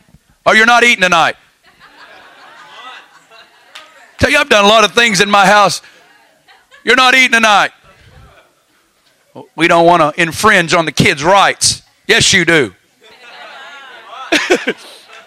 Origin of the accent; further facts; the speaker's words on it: the South, United States; now in Kansas City, United States; I'm from the South